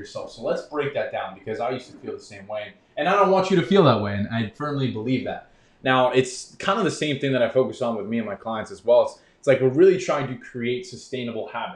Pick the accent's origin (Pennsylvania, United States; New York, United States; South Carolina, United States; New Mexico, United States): New York, United States; I grew up in New York